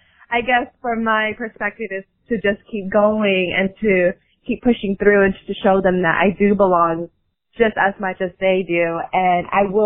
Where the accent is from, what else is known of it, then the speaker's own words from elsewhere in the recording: Texas, United States; There are times where I think it's because, you know, we're both from Texas, or because I'm very, very young, coming into the industry at age 17.